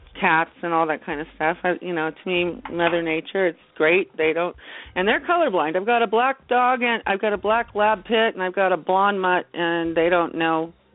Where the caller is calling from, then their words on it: Big Bear Lake, California, United States; I'm calling from Big Bear Lake, California.